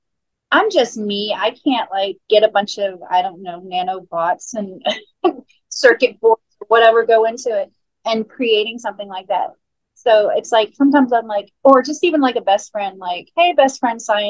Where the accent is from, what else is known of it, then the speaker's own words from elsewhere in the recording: Space Coast, Florida, United States; grew up on the Space Coast